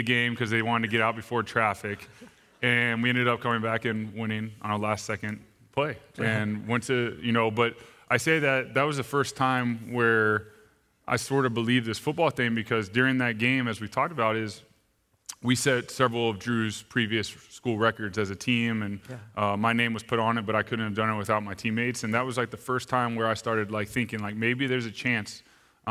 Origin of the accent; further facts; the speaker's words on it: Austin, Texas, United States; moved away as an adult; also born or lived in Arizona; I'm originally from Austin, Texas. Mom and dad are both my heroes. I love them to death. Grew up in a Christian household